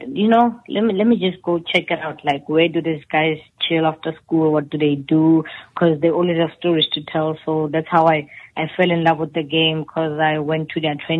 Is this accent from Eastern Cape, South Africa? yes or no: no; Randfontein, Gauteng, South Africa; moved away as an adult; now in United States; I'm from a small township called Mohlakeng, and it's in the town of Randfontein in the Rand West.